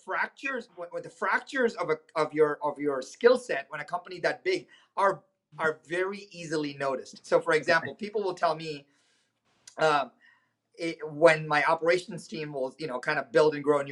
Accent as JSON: {"language": "English", "country": "India", "tie": "born or raised there", "moved": "as an adult", "lives_now": "United States", "said": "I was born in India."}